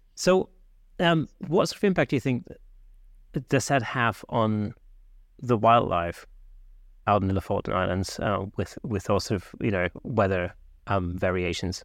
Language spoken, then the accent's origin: English; Southern Germany, Germany; now in United Kingdom; I grew up in South Germany